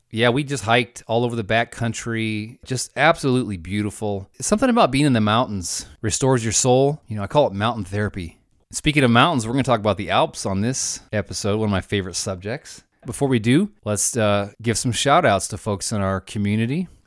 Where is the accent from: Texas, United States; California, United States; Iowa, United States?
California, United States; Modesto; moved away; I grew up in Modesto, California.